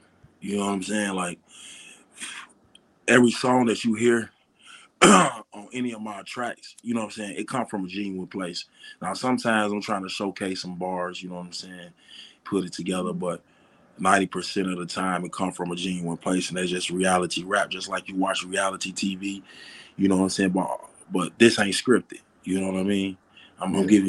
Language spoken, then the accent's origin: English; Chicago, Illinois, United States; moved away; also born or lived in Arkansas; I grew up in Chicago, so I seen the same shit that other young black niggas have seen and been through.